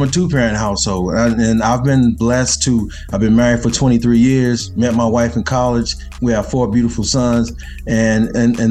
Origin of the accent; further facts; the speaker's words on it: Kansas City, Missouri, United States; moved away; growing up in Kansas City